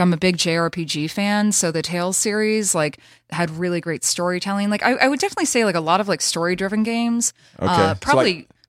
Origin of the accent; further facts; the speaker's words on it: the South, United States; I'm from the South.